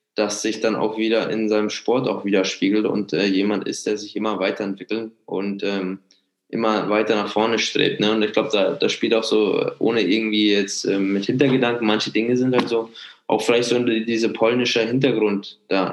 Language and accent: German; Munich, Bavaria, Germany; bin Münchner, ich unterstütze die Münchner Vereine